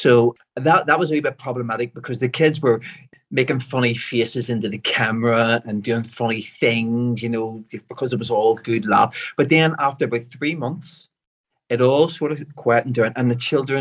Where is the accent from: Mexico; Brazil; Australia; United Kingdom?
United Kingdom; Belfast, Northern Ireland; I'm from West Belfast. I was raised in Lenadoon, an area called Lenadoon